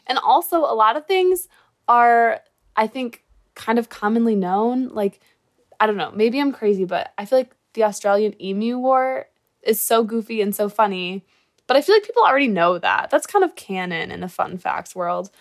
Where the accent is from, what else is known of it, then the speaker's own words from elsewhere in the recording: Michigan, United States; I'm from Michigan, and I'm in college